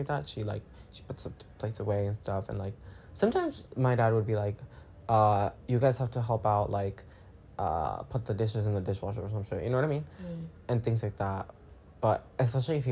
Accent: Guatemala; I'm from Guatemala

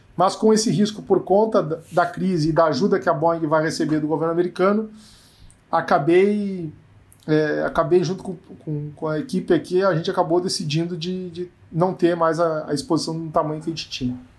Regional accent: Rio Grande do Sul, Brazil; eu sou muito perguntado, né, como gaúcho

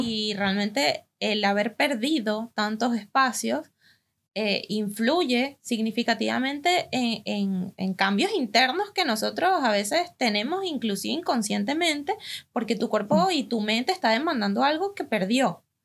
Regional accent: Venezuela; now in Argentina; nosotras que venimos desde Venezuela

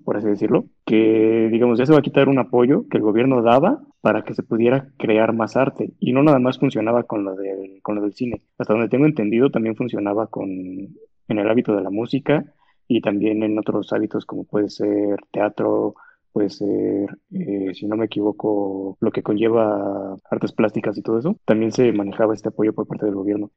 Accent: Mexico; como mexicanos

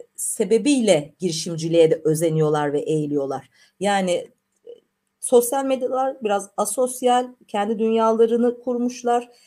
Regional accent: Black Sea Region, Turkey; ben Karadenizliyimdir.

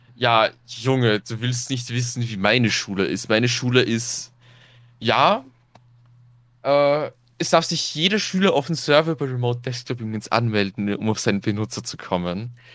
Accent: Austria; Bei uns in Österreich

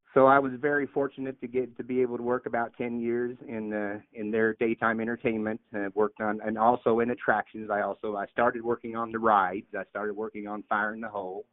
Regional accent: Missouri, United States; moved away; I grew up in Missouri

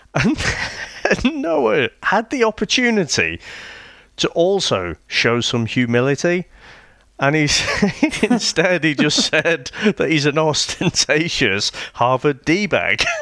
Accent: United Kingdom; I'm British

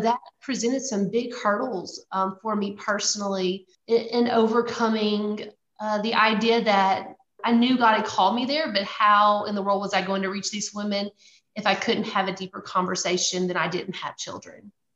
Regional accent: Louisiana, United States; moved away; I grew up in Louisiana. I'm a Louisiana girl through and through

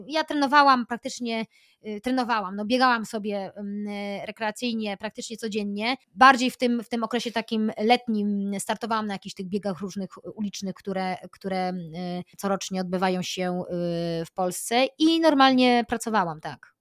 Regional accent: Aleksandrów Łódzki, Łódź Voivodeship, Poland; also born or lived in United States; ja pochodzę z małej miejscowości Aleksandrów Łódzki pod Łodzią

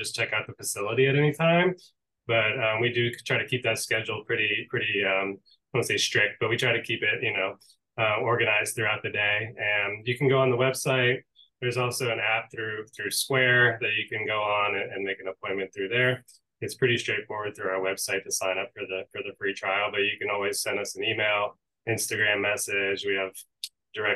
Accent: Palm Bay, Florida, United States; So I moved to Florida when I was 2, specifically to Palm Bay. So I grew up here in Brevard County

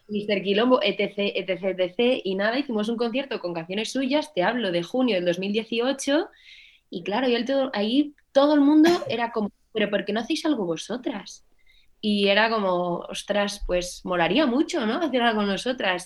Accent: Navalmoral de la Mata, Extremadura, Spain; aquí en mi pueblo, en la Almoral de la Mata, Allí, pues con mis 12 añitos, 11, empecé a estudiar clarinete

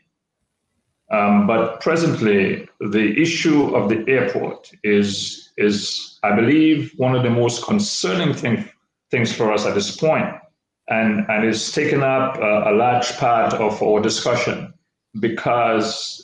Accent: Wesley, Saint Andrew, Dominica; moved away as an adult; also born or lived in United States; I was born here in Wesley. Grew up most of my young life here

